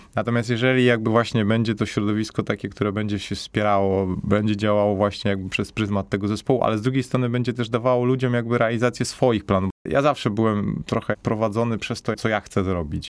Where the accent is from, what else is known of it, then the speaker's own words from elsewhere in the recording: Katowice, Silesian Voivodeship, Poland; also born or lived in Spain / Switzerland; pochodzę ze Śląska, pochodzę raczej jakby no z dzielnicy, gdzie to jest bardziej jakby jakaś taka biedniejsza dzielnica Katowic